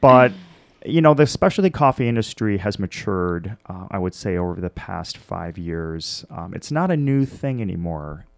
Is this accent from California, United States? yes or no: no; Milwaukee, Wisconsin, United States; born or raised there; also born or lived in Washington, D.C.